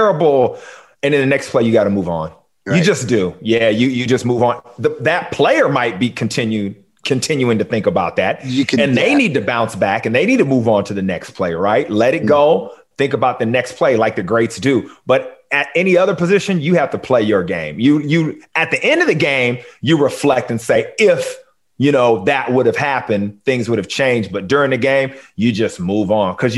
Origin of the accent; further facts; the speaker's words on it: Long Beach, California, United States; Long Beach, where I'm from